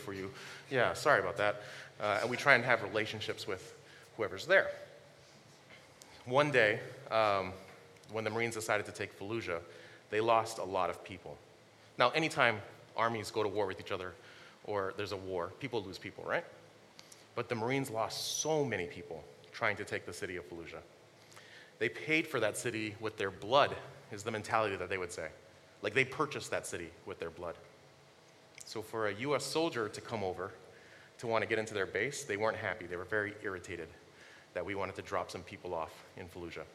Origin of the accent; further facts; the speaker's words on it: Honolulu, Hawaii, United States; moved away; also born or lived in New York / New Jersey; my friends from my hometown of Honolulu